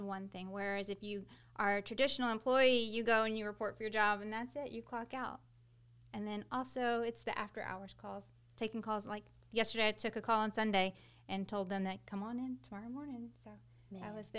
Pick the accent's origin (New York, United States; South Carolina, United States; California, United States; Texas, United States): Texas, United States; Texas City; We're both from Texas City, so it just seemed like a natural place to want to come back. You know, we were both born and raised here.